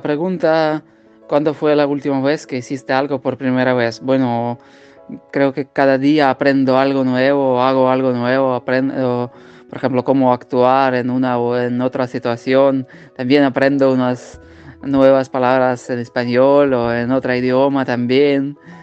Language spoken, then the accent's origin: Spanish; Ukraine; Spanish is a second language; de Ucrania